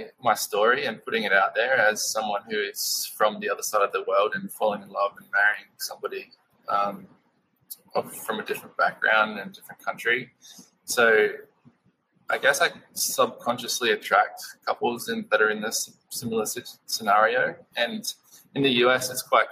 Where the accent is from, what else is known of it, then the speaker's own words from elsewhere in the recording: Australia; moved away as an adult; now in United States; My wife Amanda is American, I'm Australian